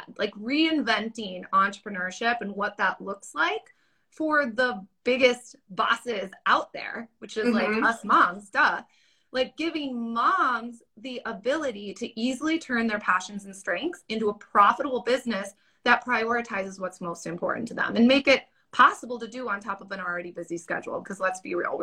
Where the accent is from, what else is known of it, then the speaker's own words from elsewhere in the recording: Wisconsin, United States; I'm from Wisconsin. And holler, Wisconsin.